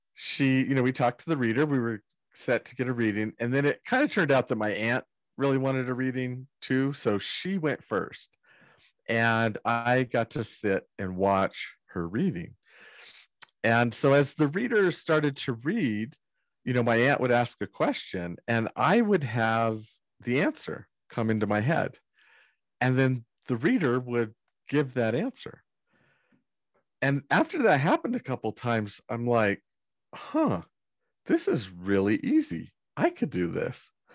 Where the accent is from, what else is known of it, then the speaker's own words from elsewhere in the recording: Northern California, United States; I grew up in Northern California